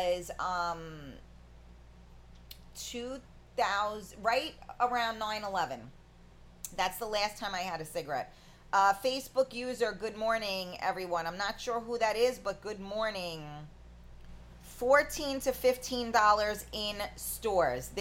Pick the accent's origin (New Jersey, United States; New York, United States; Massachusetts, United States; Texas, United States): New York, United States; I'm a New Yorker, obviously.